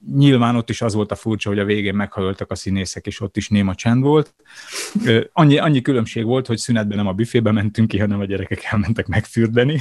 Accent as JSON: {"language": "Hungarian", "region": "Budapest", "country": "Hungary", "tie": "born or raised there", "said": "A 22. kerületben születtem és nőttem fel"}